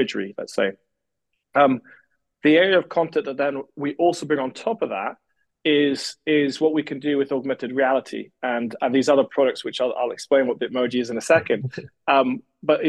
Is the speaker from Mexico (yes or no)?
no; Scotland, United Kingdom; me as a Scotsman